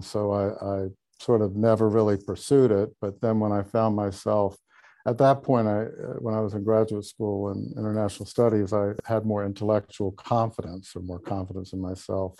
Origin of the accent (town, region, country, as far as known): Charleston, South Carolina, United States; born or raised there